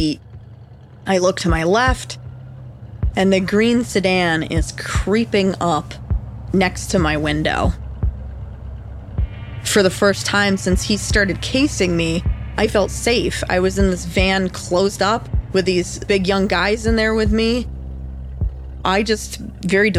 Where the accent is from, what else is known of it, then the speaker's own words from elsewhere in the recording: New York, United States; moved away as an adult; also born or lived in Chicago suburbs; I had never lived outside of New York State